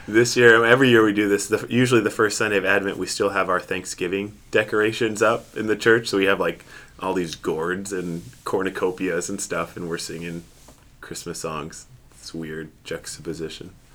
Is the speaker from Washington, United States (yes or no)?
yes; Seattle, Washington, United States; now in Grand Rapids, United States; I grew up in Seattle, Washington